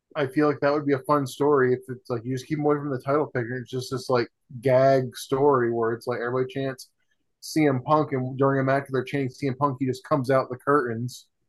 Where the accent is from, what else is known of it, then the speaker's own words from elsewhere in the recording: Vermont, United States; where I grew up in Vermont